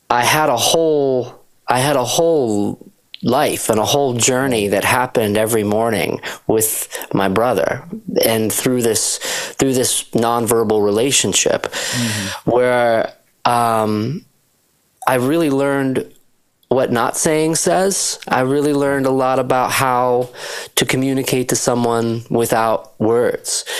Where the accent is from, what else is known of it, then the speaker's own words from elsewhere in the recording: Shelburne Falls, Massachusetts, United States; I grew up in Western Massachusetts, rural uh, area of Western Mass